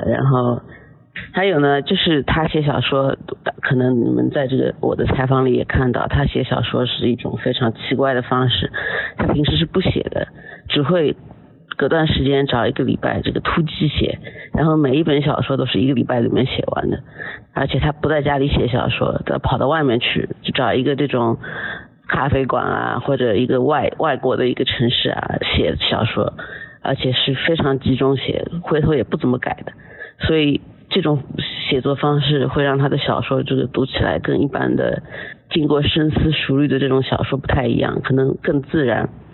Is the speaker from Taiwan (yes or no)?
no; China; 我们中国人有时候说的这种不， 不卑不亢吧